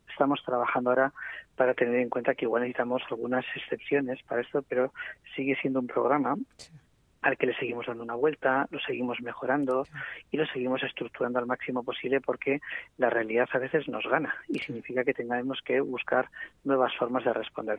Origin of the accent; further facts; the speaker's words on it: Bilbao, Basque Country, Spain; moved away as an adult; now in Gipuzkoa, Spain; yo soy de origen de Bilbao, pero llevo viviendo casi 23 años en Guipúzcoa